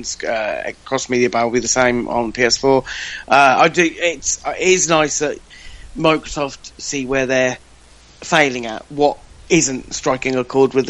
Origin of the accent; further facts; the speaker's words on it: United Kingdom; I'm British